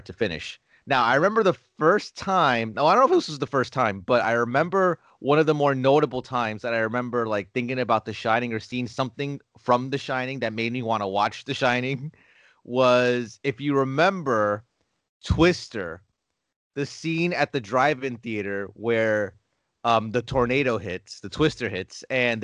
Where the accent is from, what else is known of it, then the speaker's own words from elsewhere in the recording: Newark, New Jersey, United States; my hometown of Newark, New Jersey